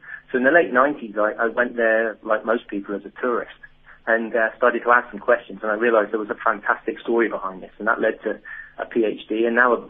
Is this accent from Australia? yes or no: no; England, United Kingdom; it took me as an Englishman 100 years later to come along and write this incredible story.